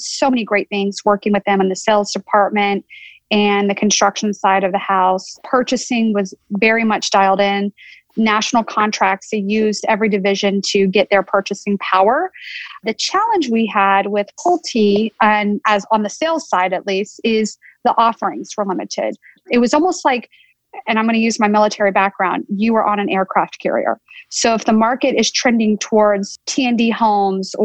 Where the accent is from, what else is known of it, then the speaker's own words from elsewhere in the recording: North Carolina, United States; moved away as an adult; also born or lived in California; I grew up in North Carolina and went to school here in the state at both Duke and Carolina